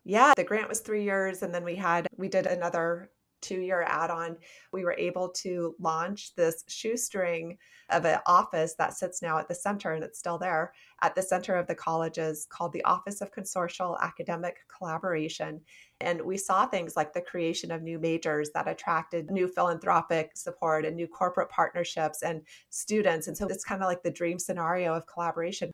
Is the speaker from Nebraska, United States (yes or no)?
yes; Nebraska, United States; also born or lived in South Dakota; I was born in South Dakota and then raised in Nebraska